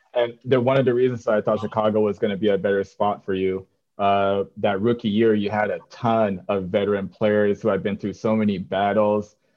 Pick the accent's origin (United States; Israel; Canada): Canada; moved away; growing up in Canada